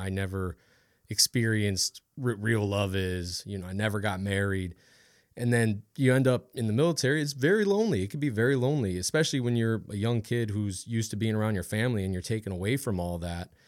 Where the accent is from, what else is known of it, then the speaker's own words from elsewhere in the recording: Ohio, United States; also born or lived in Washington; now in Louisiana, United States; I grew up in Ohio.